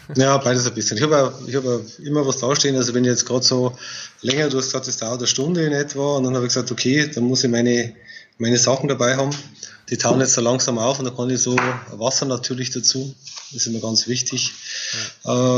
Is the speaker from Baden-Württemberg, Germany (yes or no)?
no; Bavaria, Germany; sagt man bei uns in Bayern